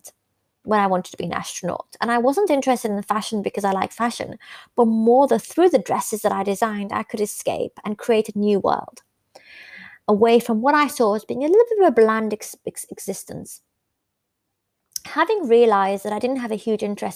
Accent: the north of England, United Kingdom; also born or lived in Iran; Growing up in the 80s in Northern England, away from my home country, which was Iran

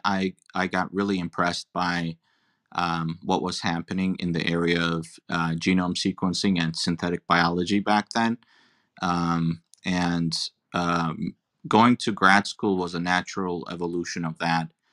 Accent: Turkey; moved away; I'm an immigrant. I'm originally from Turkey

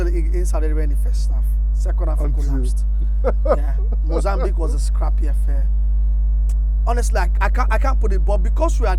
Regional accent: Nigeria; I'm Nigerian

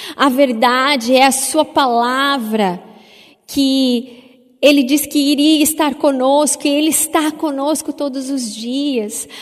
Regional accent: Paraná, Brazil; enquanto paranaenses

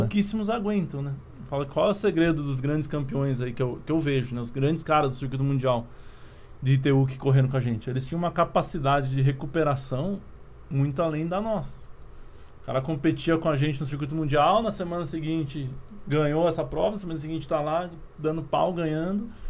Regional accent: Curitiba, Paraná, Brazil; moved away as an adult; now in Campinas, Brazil; Sou natural de Curitiba, né? Hoje moro em Campinas, São Paulo, mas minha carreira inteira foi em Curitiba

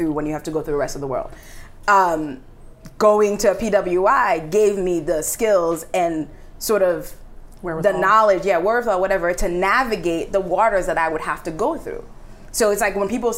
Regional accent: New York City, New York, United States; I'm from Queens, New York City, very, like, we had all shades of all the colors in all the countries

